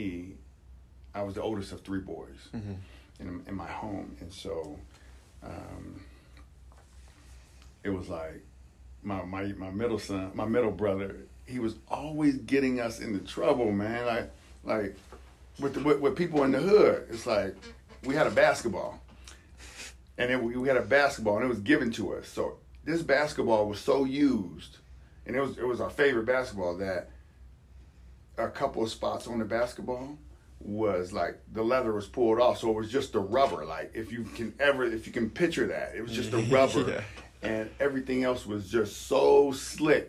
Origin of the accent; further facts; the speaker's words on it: Youngstown, Ohio, United States; also born or lived in Cheney, Washington; now in Spokane, United States; I'm a young kid. I'm growing up in Youngstown, Ohio